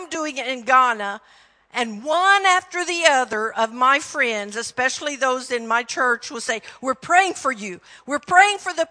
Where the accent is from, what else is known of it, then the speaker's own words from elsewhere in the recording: Texas, United States; accent: Texan; greetings from Texas, my home state. I try really hard not to talk Texan